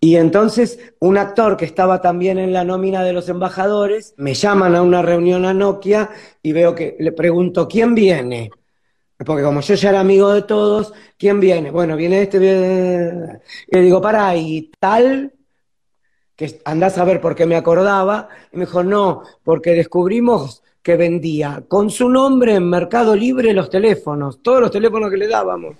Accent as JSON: {"language": "Spanish", "region": "Buenos Aires", "country": "Argentina"}